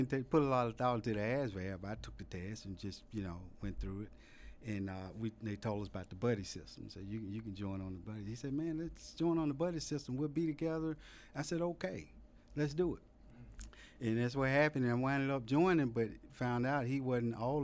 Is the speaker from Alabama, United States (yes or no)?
yes; Birmingham, Alabama, United States; moved away as an adult; also born or lived in Germany; I grew up in Birmingham, Alabama, and it was a relatively low-income neighborhood